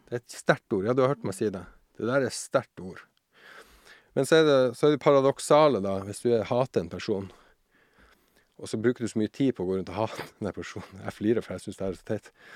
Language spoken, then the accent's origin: Norwegian; Tromsø, Troms, Norway; also born or lived in Sjursnes; jeg er født og oppvokst eh, oppe i Tromsø, i Nord-Norge, som sikkert dialekten min avslører